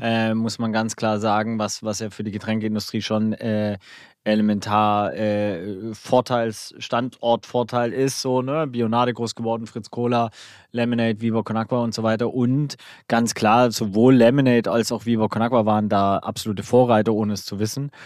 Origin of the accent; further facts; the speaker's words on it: Swabia, Baden-Württemberg, Germany; Ich als Schwabe